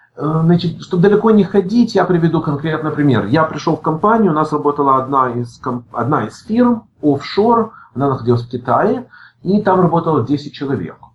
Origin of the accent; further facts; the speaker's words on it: Odesa, Odesa Oblast, Ukraine; moved away as an adult; also born or lived in San Francisco, United States; now in Los Angeles, United States; я родился, закончил школу в Одессе, я уехал в Америку в 91 году